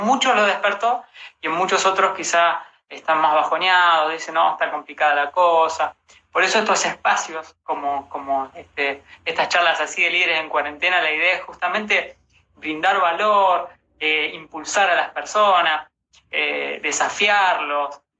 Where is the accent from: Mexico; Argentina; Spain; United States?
Argentina; Rosario, Santa Fe; now in Buenos Aires, Argentina; yo soy de Rosario, pero me vine acá a Buenos Aires eh, siguiendo mi sueño